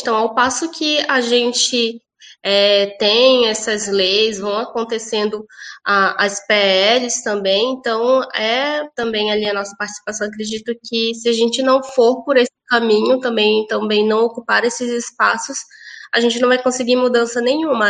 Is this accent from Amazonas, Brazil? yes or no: yes; Manaus, Amazonas, Brazil; now in Porto Alegre, Brazil; eu sou natural de Manaus, Amazonas